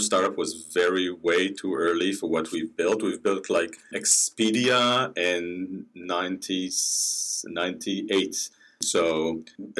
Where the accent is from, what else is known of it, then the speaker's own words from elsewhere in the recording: Israel; moved away; I'm originally from Israel